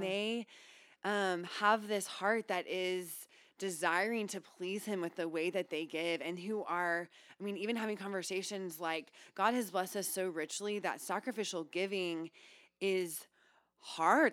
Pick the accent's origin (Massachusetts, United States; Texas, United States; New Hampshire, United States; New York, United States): Texas, United States; College Station; also born or lived in Houston, Texas / California; now in Austin, United States; I was born in Houston and grew up in College Station.